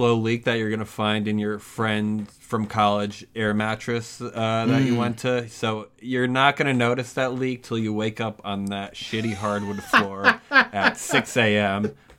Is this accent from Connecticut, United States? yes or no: yes; Connecticut, United States; we're from Connecticut.